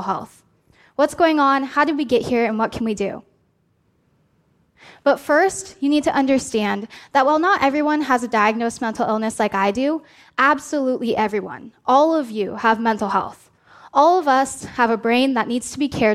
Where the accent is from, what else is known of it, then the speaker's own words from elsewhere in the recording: Oregon, United States; my hometown